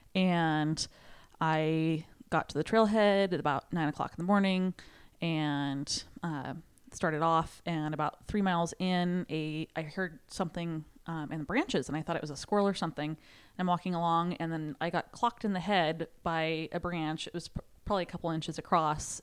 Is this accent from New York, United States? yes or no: no; Sherwood, Oregon, United States; from Sherwood, Oregon.